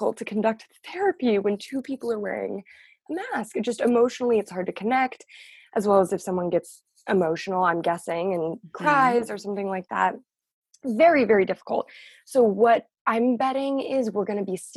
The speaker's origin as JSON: {"language": "English", "town": "Sierra Madre", "region": "California", "country": "United States", "tie": "born or raised there", "also_born_or_lived": "Los Angeles", "said": "I grew up in Sierra Madre"}